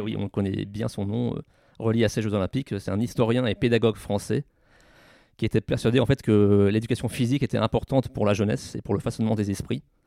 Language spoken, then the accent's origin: French; France; chez nous, à Tignes-Albertville, qui sont les derniers JO organisés en France